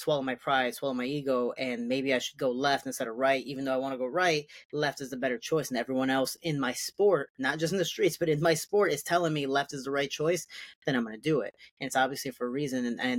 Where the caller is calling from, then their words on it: Chicago, Illinois, United States; I'm actually finally back home. Chicago got back yesterday